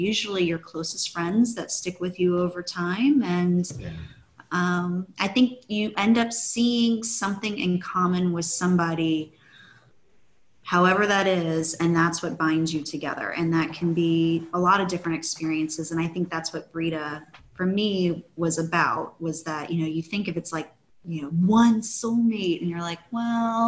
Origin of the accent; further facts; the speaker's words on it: Maryland, United States; I grew up in the Maryland area